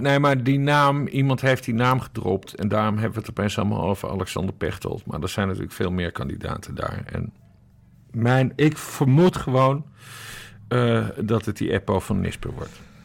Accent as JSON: {"language": "Dutch", "country": "Sint Maarten", "tie": "born or raised there", "also_born_or_lived": "Curaçao", "moved": "yes", "lives_now": "Netherlands", "said": "geboren op Curaçao, getogen op Sint Maarten en nu in Nederland"}